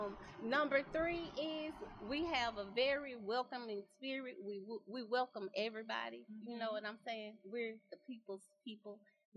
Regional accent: Alexandria, United States; I'm from Alexandria.

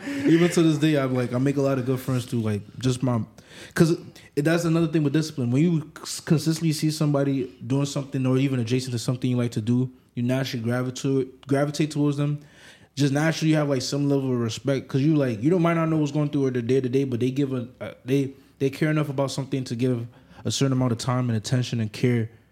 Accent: New York City, New York, United States; also born or lived in Africa; I grew up like I grew up in the Bronx

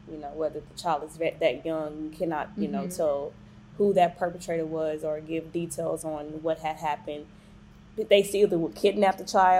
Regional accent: Orange, Texas, United States; You know it's like 15 minutes away from my hometown of Orange.

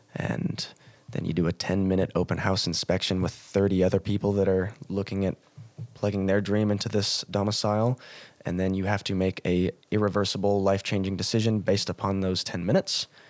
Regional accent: United States; moved away as an adult; also born or lived in Montana; now in Cairns, Australia; went back to my home country of the United States of America, went to Montana

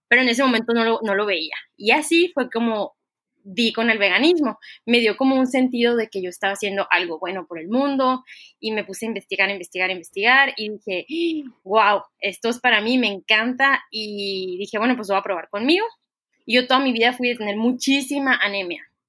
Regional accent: Ciudad Obregón, Sonora, Mexico; moved away as an adult; also born or lived in France / Puebla; yo soy originaria de Ciudad Obregón, Sonora

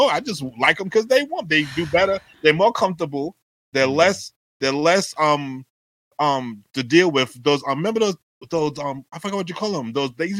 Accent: New York, United States; So I grew up in New York. It was very cold.

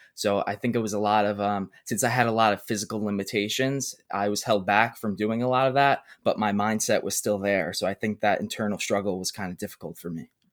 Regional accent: New York City, New York, United States; I'm twenty years old, I'm from Brooklyn, New York

